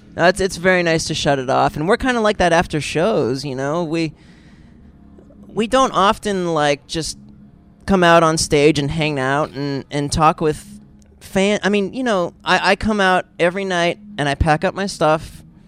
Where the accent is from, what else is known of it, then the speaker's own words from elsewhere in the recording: Pennsylvania, United States; I grew up in Pennsylvania, but like you know, just an hour or so west of Cleveland.